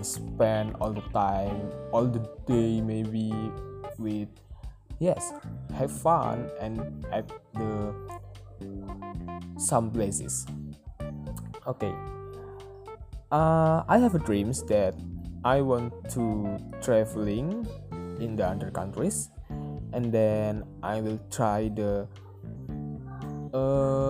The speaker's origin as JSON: {"language": "English", "town": "Pemalang", "region": "Central Java", "country": "Indonesia", "tie": "born or raised there", "said": "I was born in Pemalang, the small city at Central Java"}